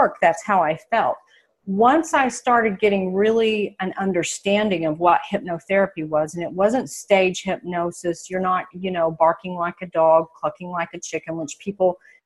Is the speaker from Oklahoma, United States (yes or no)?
yes; Oklahoma, United States; moved away as an adult; also born or lived in Phoenix, Arizona; I'm a girl from Oklahoma, and when I left here 3 years ago and moved to the Phoenix area